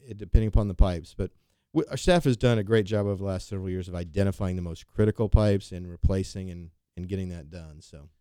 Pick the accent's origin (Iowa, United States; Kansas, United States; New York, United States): Kansas, United States; Wichita; I was from Wichita